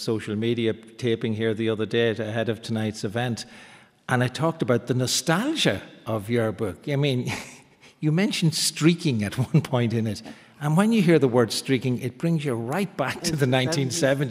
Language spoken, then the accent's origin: English; Monaghan, Ulster, Ireland; I grew up in Monaghan